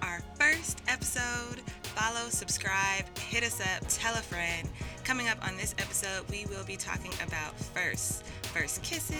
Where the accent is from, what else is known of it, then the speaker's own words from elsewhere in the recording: Los Angeles, California, United States; moved away as an adult; now in New York, United States; In case you don't know, we live in New York. We live and work in New York, but we are both born and raised in Los Angeles. And so during this quarantine time of safer at home, we're in LA and living in my parents' house.